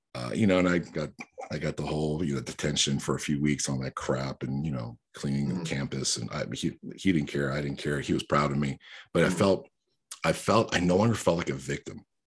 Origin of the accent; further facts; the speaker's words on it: New York, United States; English is a second language; I'm a New Yorker because I spent my formative years in New York